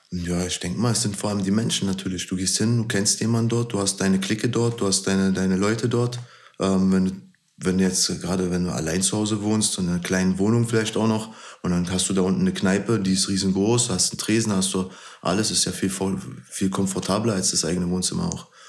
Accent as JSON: {"language": "German", "region": "Berlin", "country": "Germany", "said": "Meine Heimat ist auf jeden Fall Berlin"}